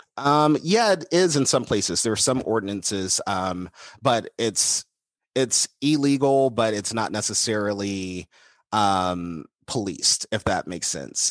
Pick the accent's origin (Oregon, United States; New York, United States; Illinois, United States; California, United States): California, United States; Los Angeles; I'm an L A kid at my heart. Um, and so I grew up in West L A, South Central L